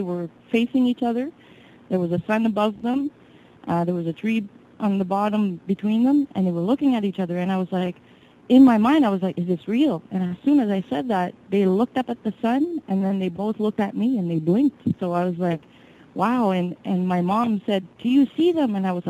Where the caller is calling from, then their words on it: New Brunswick, Canada; I'm … from New Brunswick, Canada.